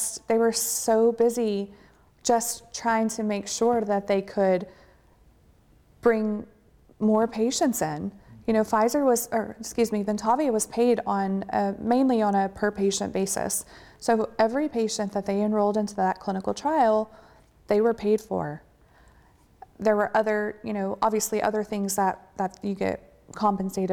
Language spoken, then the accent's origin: English; Texas, United States; I'm from Texas